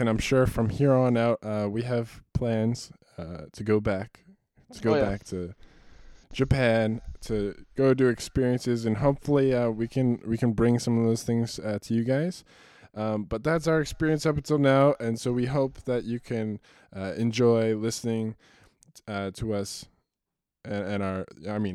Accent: Australia; Isaac and I, two Australians

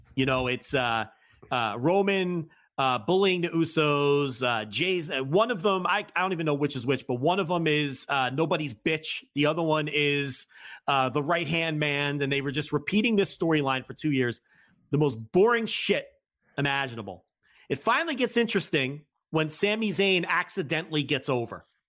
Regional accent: New Jersey, United States; I'm from New Jersey

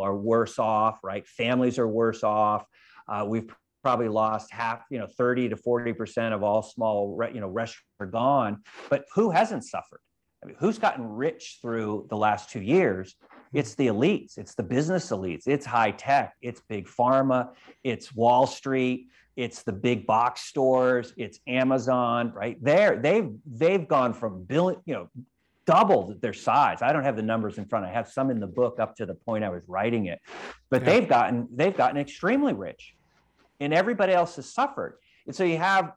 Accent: California, United States; I'm from California, and you have, we have the largest divide between the rich and the poor of any state in the United States

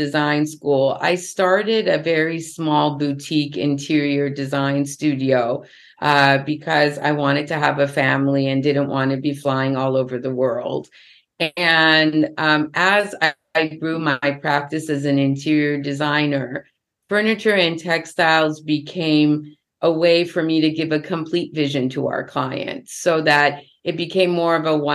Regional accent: Los Angeles, California, United States; I was born in Los Angeles

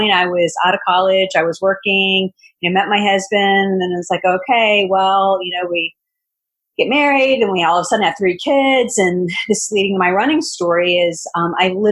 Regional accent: Richmond, Virginia, United States; my hometown of Richmond, Virginia.

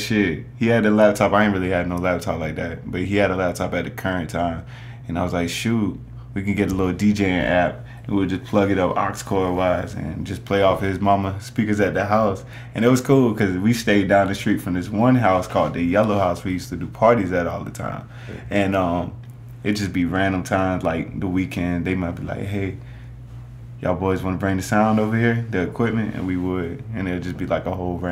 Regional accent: Savannah, Georgia, United States; also born or lived in Atlanta, Georgia; Born and raised from Savannah, Georgia.

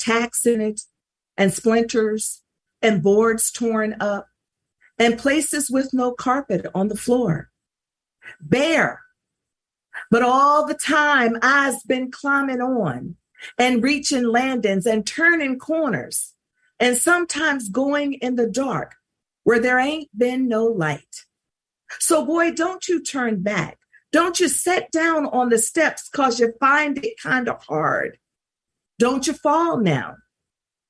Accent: Mississippi, United States; she's so proud of being from Mississippi, and I am as well.

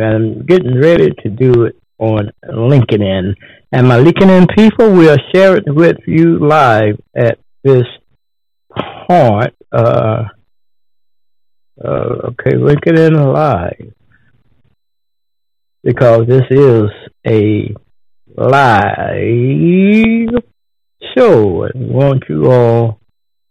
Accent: Texas, United States; now in Ohio, United States; I'm from Texas

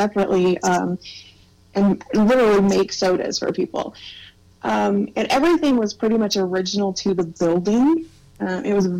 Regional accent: Missouri, United States; we live in Missouri. We were born and raised in Missouri, so we stick to this region

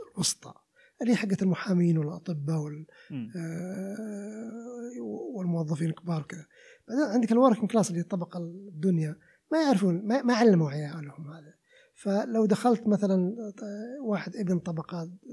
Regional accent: Riyadh, Riyadh Province, Saudi Arabia; عندنا بالرياض

